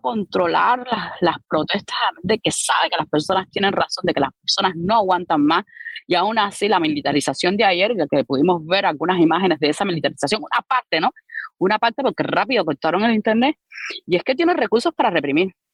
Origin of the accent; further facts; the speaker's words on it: Havana, Cuba; yo nací, me crié en Arroyo Naranjo